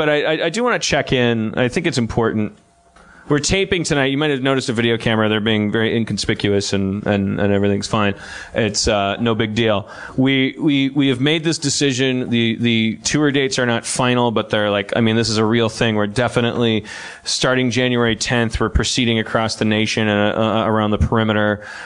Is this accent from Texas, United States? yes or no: no; New Orleans, Louisiana, United States; I am from New Orleans. Came up to Boston for Dan Harmon's show.